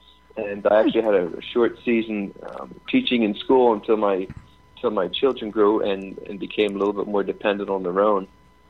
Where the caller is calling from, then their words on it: Philadelphia, Pennsylvania, United States; Philadelphia, Pennsylvania.